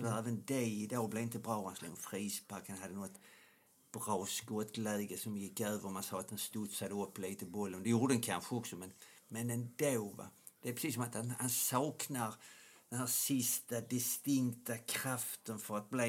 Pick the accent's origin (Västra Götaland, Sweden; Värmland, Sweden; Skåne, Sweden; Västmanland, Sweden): Skåne, Sweden; accent: Scanian (skånska); Jag ska försöka att göra min skånska lite mer